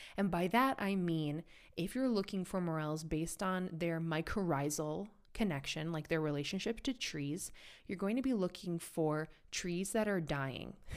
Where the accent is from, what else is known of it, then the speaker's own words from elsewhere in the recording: United States; now in Europe; an American who lives in Europe